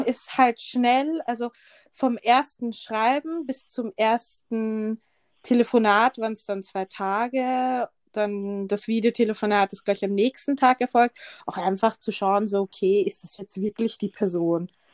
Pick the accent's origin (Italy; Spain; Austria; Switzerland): Austria; Vienna; ich bin Wienerin